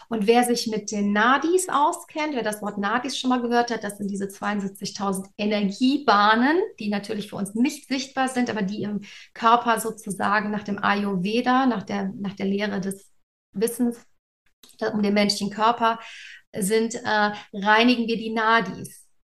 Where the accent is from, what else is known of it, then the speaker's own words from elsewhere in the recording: Cologne, North Rhine-Westphalia, Germany; ich komme aus Köln ursprünglich, das ist ein Erzbistum, also eine sehr katholische Tradition.